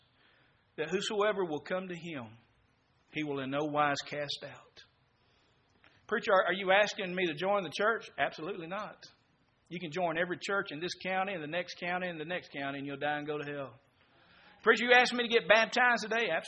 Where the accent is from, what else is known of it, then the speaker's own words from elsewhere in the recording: Mississippi, United States; I'm from Mississippi